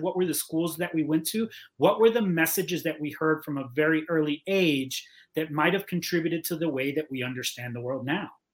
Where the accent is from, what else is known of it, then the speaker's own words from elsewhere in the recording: Miami, Florida, United States; moved away as an adult; also born or lived in Cuba; I, I, grew up in Miami. I went to school in Miami.